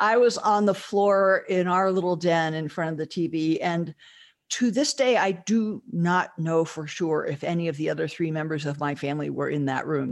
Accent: Southern California, United States; growing up in Southern California

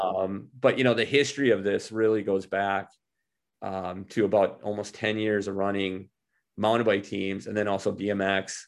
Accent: Minneapolis, Minnesota, United States; I grew up in Minneapolis

